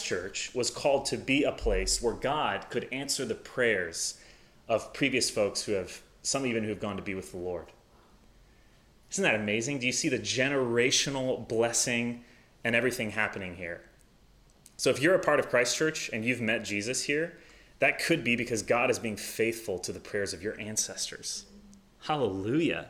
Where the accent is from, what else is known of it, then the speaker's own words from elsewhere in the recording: the South, United States; also born or lived in Midwest; now in Madison, United States; I'm from the South